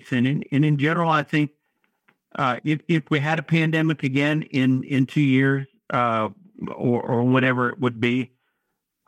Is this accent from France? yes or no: no; North Carolina, United States; I'm from North Carolina